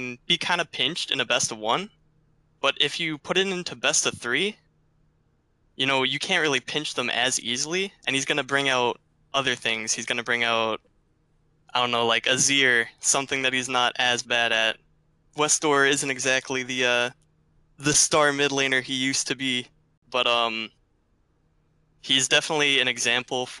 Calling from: Chicago, Illinois, United States; I'm calling from Chicago, Illinois

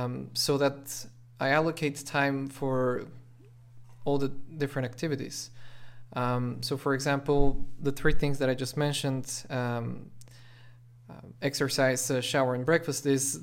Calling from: Sofia, Sofia City, Bulgaria; Oh, I'm joining you from Sofia, Bulgaria.

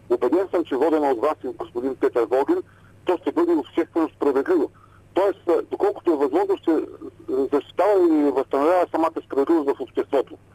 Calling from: Ruse, Ruse Province, Bulgaria; от Русе.

